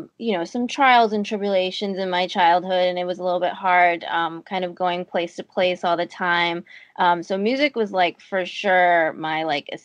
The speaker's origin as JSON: {"language": "English", "town": "Boston", "region": "Massachusetts", "country": "United States", "tie": "born or raised there", "also_born_or_lived": "upstate New York", "said": "I was born in Boston"}